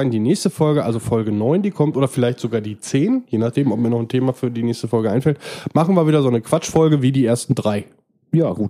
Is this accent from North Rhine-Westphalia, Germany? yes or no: yes; Ruhr area, North Rhine-Westphalia, Germany; Außerdem kommen wir aus dem Ruhrpott. Hier sagt man das so.